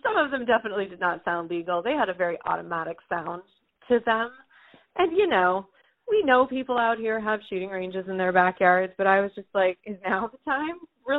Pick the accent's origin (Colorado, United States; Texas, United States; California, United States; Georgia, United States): California, United States; Northern; moved away as an adult; also born or lived in San Francisco Bay Area / Santa Barbara; now in Freeman, United States; I grew up in Northern California my entire life